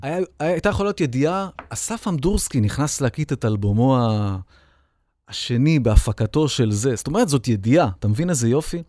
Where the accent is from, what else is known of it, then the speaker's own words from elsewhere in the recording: Holon, Tel Aviv District, Israel; also born or lived in Bat Yam; אני הייתי יליד בת ים חולון